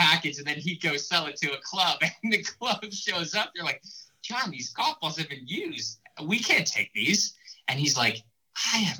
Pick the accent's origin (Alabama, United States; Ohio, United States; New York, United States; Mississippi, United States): Ohio, United States; also born or lived in Columbus, Ohio / Cleveland, Ohio; I grew up in Ohio, was born in Columbus and spent 10 years in Columbus, another 10 years in Cleveland